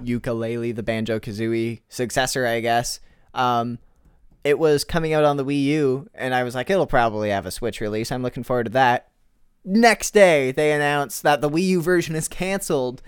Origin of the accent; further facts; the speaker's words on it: Canada; I'm Canadian too